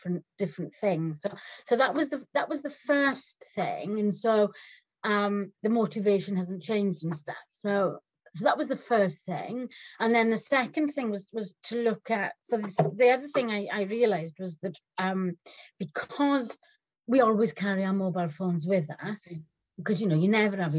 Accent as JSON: {"language": "English", "region": "Wales", "country": "United Kingdom", "said": "I'm Welsh"}